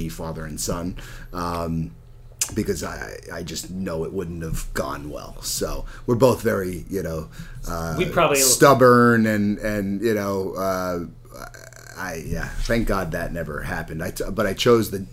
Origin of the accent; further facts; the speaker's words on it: Long Island, New York, United States; I'm from Long Island.